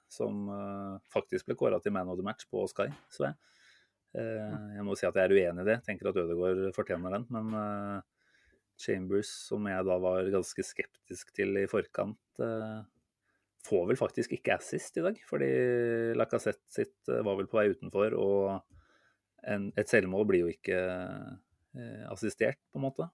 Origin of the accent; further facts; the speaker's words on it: Norway; som nordmann